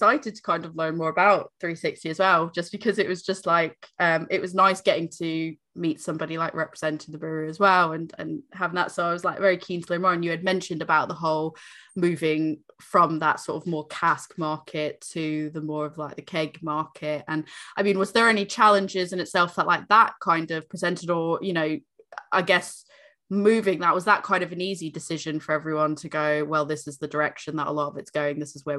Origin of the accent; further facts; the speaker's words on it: South East England, United Kingdom; I'm from Berkshire. We've got like a few breweries in that area